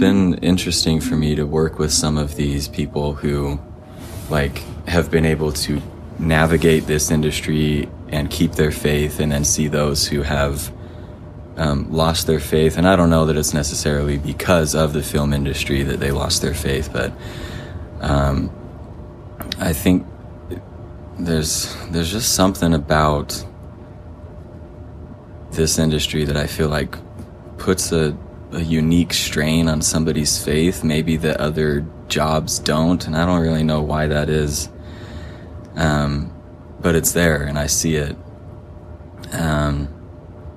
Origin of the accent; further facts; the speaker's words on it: Stephenville, Texas, United States; moved away as an adult; also born or lived in Santiago, Chile / Provo, Utah; now in Utah, United States; I was born in Utah, but we moved to Texas when I was six. So I grew up in Texas, in a town called Stephenville.